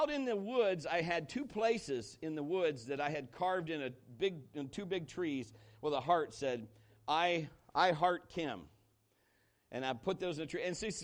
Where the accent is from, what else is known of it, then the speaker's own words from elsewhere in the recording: Marion, Ohio, United States; moved away as an adult; I was born and raised here in Marion, Ohio. I went to high school here in Marion, Ohio